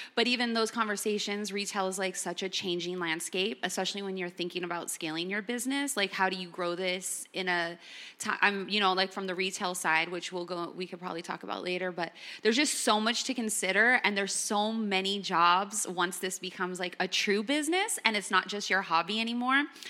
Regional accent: Los Angeles, California, United States; I'm born and raised in Los Angeles.

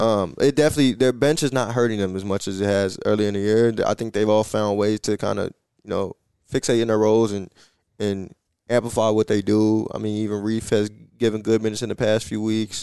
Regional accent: Chicago, Illinois, United States; I'm from Chicago

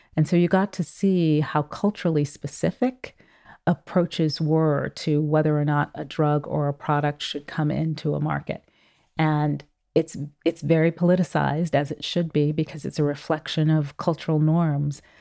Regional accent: Oakland, California, United States; moved away as an adult; growing up in Oakland, California in the seventies and eighties

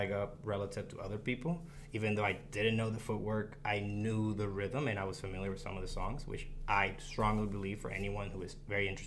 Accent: Dominican Republic; also born or lived in Puerto Rico; culturally, I identify as Dominican. I was born in Puerto Rico, uh, but culturally grew up between the DR and the Dominican and the, uh, the DR and Puerto Rico.

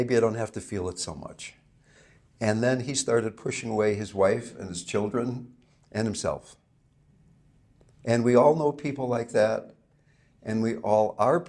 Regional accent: Fairfax, California, United States; I not only come from California, I come from Marin County, okay? And I not only come from Marin County, I come from Fairfax, California

